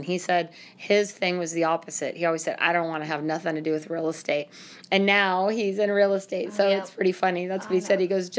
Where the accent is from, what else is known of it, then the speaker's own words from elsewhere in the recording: Lincoln, California, United States; my hometown, Lincoln.